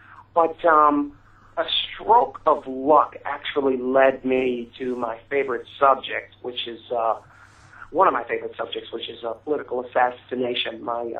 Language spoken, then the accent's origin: English; Chicago, Illinois, United States; Well, I'm from Chicago.